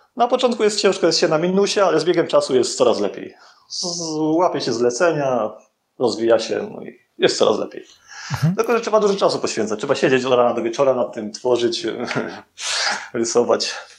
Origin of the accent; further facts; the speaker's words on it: Bielsko-Biała, Silesian Voivodeship, Poland; now in Tarnów, Poland; pochodzę z Bielska Białej, ogólnie mieszkam w Tarnowie